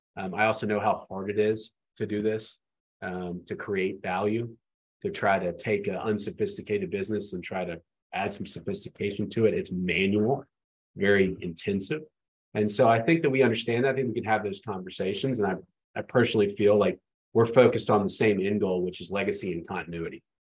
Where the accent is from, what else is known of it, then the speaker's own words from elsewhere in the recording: Atlanta, Georgia, United States; I grew up in Atlanta